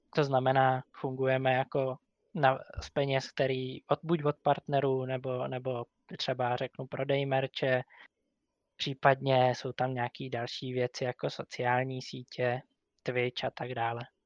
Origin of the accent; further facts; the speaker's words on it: Říčany, Central Bohemian Region, Czechia; Jsem z Říčan